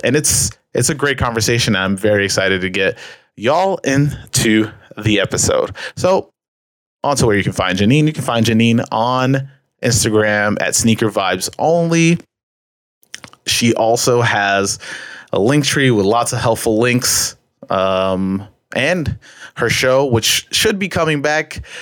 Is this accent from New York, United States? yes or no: yes; New York, United States; I'm from New York